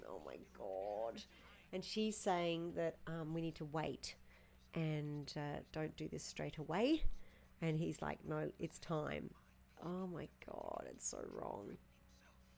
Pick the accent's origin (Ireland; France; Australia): Australia; accent: Aussie; moved away; down there in my hometown.